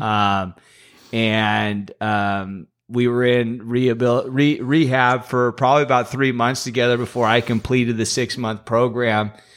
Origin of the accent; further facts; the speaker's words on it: Los Banos, California, United States; born and raised in Los Banos my whole life